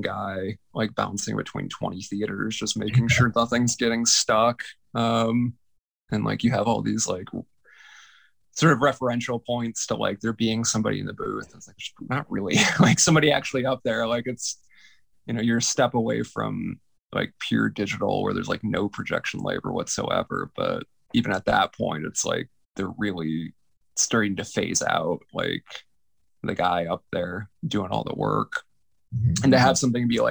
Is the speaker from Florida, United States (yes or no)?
yes; Tampa, Florida, United States; I grew up in Tampa, Florida